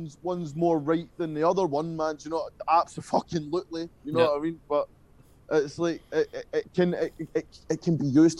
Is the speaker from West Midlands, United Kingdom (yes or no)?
no; Paisley, Scotland, United Kingdom; 30 mile outside of my hometown